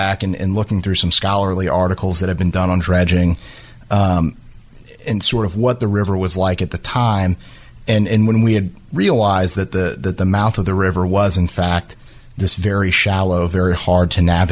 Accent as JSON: {"language": "English", "region": "South Louisiana", "country": "United States", "tie": "born or raised there", "moved": "yes", "lives_now": "Jacksonville, United States", "said": "I grew up in South Louisiana"}